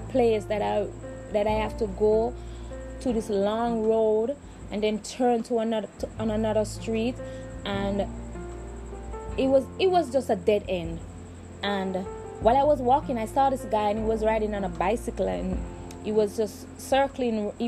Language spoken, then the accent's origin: English; Jamaica; I am from Jamaica and we are from the ghetto